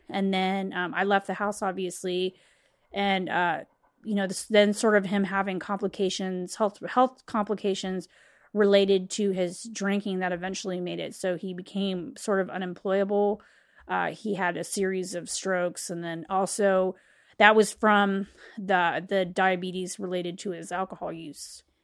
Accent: West Chester, Ohio, United States; I'm from Westchester, Ohio at the time, um, when I was growing up

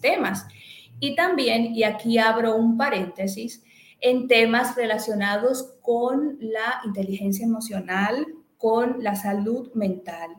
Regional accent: Dominican Republic; moved away as an adult; now in Barcelona, Spain; Soy dominicana, pero hace ya unos añitos que resido y ejerzo igualmente en España, específicamente en la ciudad de Barcelona.

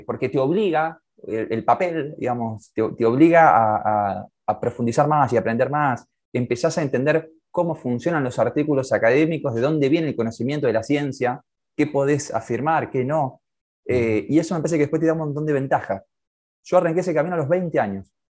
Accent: Santa Fe, Argentina; Yo nací en Santa Fe, sí, sí, en la casa, bueno, en la casa de mi vieja

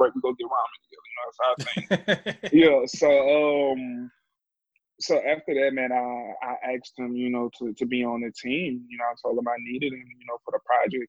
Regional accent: Louisiana, United States; I'm from Louisiana too

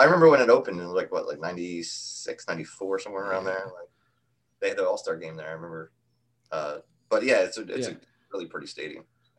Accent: New York, United States; we're from New York.

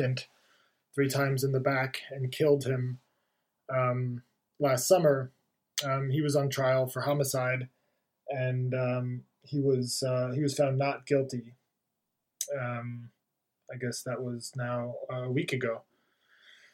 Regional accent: New Jersey, United States; I grew up in New Jersey, right across the Hudson River from Manhattan

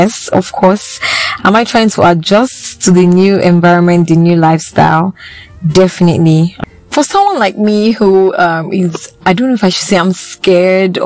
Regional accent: Benin City, Edo, Nigeria; moved away; also born or lived in Lagos, Nigeria; I was born in Benin, then I went to Lagos. I stayed in Lagos for a couple of years, then I came back to Benin

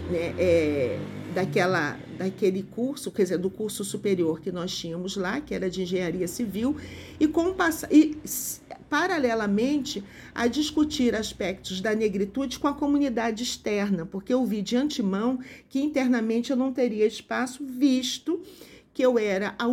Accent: São João de Meriti, Rio de Janeiro, Brazil; born there; Sou nascida no Rio de Janeiro, na região metropolitana do Rio de Janeiro, numa cidade chamada São João de Meriti, que é uma cidade de população mais empobrecida, com poucas indústrias

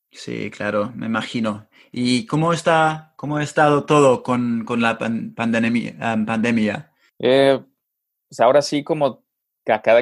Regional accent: Mexico; also born or lived in Monterrey, Nuevo León; ¿conoces, conoces ah, mi país?

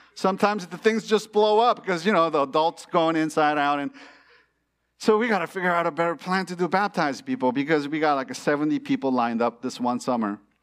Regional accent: California, United States; born or raised there; moved away as an adult; also born or lived in China

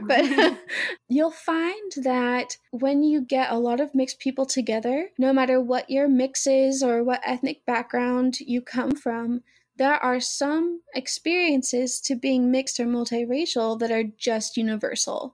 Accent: the South, United States; We're both from the South

